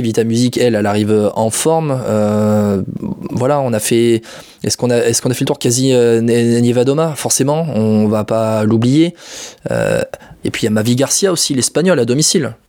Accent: France; chez nous en France

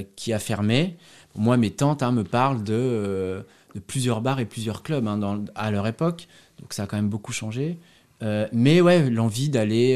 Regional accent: near Azay-le-Rideau, Centre-Val de Loire, France; moved away as an adult; also born or lived in Paris, France; now in Berlin, Germany; viens de Mont, il y a 6000 habitants

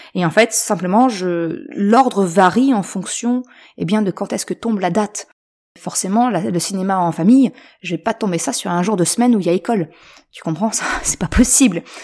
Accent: Normandy, France; now in Caen, France; je suis originaire de Haute-Normandie

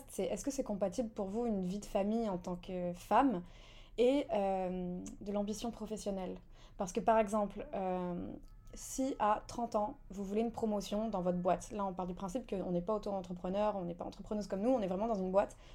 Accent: Bordeaux, Nouvelle-Aquitaine, France; now in Paris, France; nous on est de Bordeaux

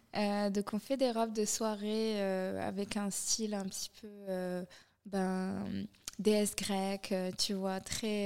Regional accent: Morocco; moved away as an adult; now in Paris, France; j'ai grandi au Maroc

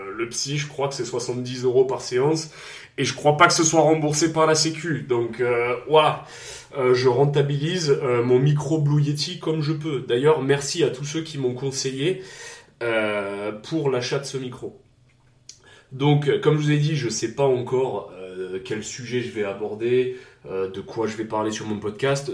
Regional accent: Provence-Alpes-Côte d'Azur, France; accent: southern (south-east); je suis forcément donc euh, du sud-est, j'ai l'accent du sud, est, pas du sud-ouest

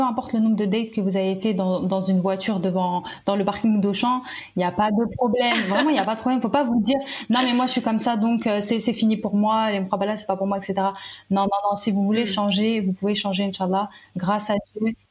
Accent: Algeria; moi je suis algérienne

